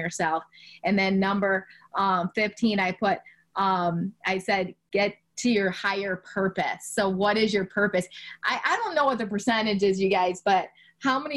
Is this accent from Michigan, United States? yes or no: yes; Michigan, United States; I'm from Michigan